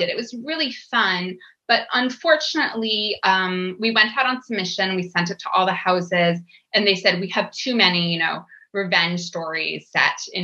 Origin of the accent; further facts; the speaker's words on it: Boston, Massachusetts, United States; I'm from Boston. I grew up going to the Cape